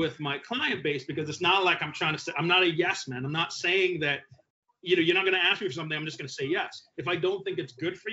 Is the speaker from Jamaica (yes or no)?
yes; Jamaica; moved away; I'm Jamaican. I was born in Jamaica.